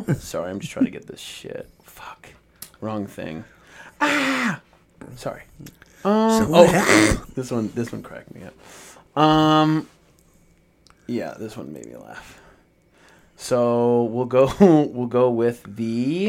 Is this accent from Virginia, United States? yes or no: no; Seattle, Washington, United States; born or raised there